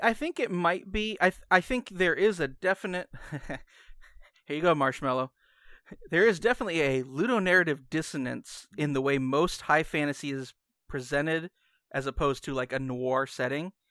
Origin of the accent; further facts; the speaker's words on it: United States; I'm American.